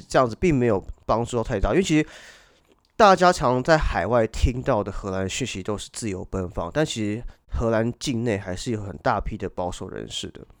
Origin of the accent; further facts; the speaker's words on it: Hong Kong; accent: Hong Kong accent; 我香港腔好像更严重了